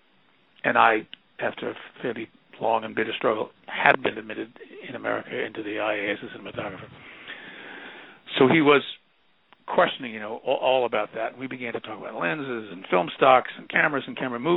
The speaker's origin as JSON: {"language": "English", "region": "New York", "country": "United States", "said": "I'm from New York"}